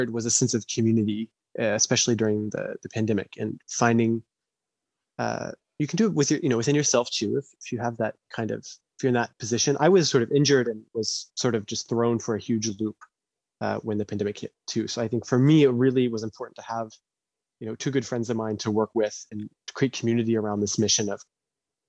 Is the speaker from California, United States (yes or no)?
no; Noblesville, Indiana, United States; I am from Noblesville, Indiana, which is not the most educationally progressive place in the United States